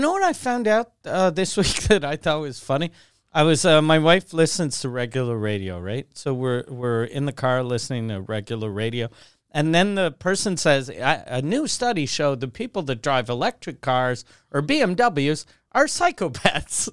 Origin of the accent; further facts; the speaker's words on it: Quebec City, Quebec, Canada; also born or lived in Montreal; since I grew up in Quebec City